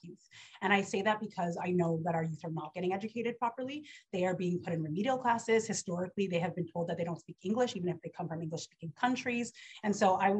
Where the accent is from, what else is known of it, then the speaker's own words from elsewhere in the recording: Winnipeg, Manitoba, Canada; born and raised in Winnipeg